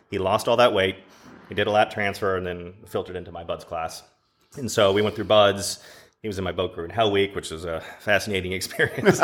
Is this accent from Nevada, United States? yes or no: no; Dallas, Texas, United States; I grew up in Dallas